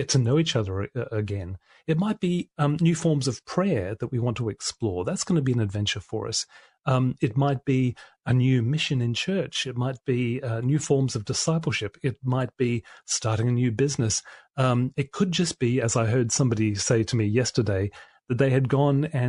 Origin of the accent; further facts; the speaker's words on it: Australia; I'm an Australian-made male